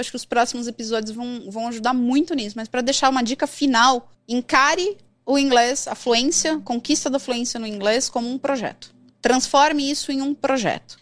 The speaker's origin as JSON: {"language": "Portuguese", "country": "Brazil", "said": "Eu sou brasileira"}